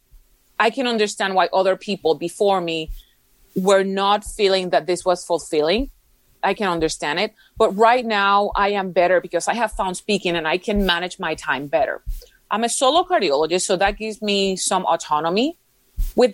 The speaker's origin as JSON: {"language": "English", "country": "Puerto Rico", "first_language": "Spanish", "second_language": "English", "moved": "yes", "lives_now": "Houston, United States", "said": "I live in Houston, Texas, although I'm originally from Puerto Rico."}